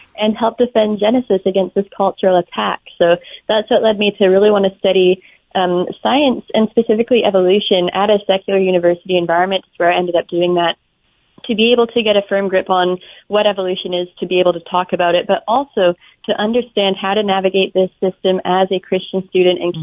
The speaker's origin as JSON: {"language": "English", "region": "Alberta", "country": "Canada", "tie": "born or raised there", "said": "in Alberta where I grew up. I'm Canadian."}